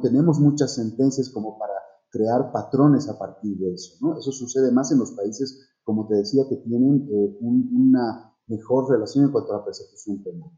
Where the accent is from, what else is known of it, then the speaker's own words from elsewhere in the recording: Bolivia; en mi país, en Bolivia